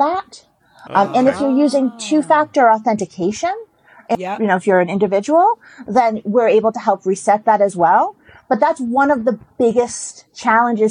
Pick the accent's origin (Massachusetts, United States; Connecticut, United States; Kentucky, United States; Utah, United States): Massachusetts, United States; Boston; I am from Boston